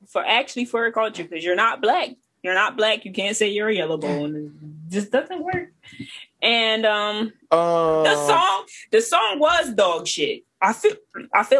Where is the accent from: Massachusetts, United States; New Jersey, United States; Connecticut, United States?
New Jersey, United States; I am from Jersey